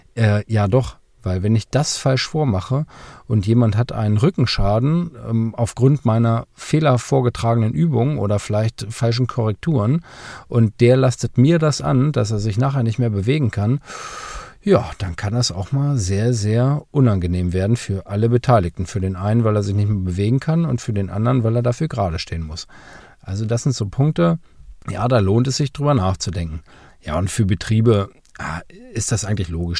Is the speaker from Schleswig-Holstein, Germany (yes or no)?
no; Lower Saxony, Germany; bei uns in Niedersachsen